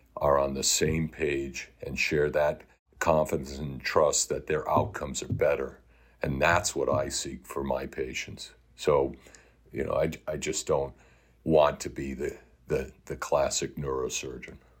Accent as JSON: {"language": "English", "town": "Fall River", "region": "Massachusetts", "country": "United States", "tie": "born or raised there", "said": "having grown up in this area"}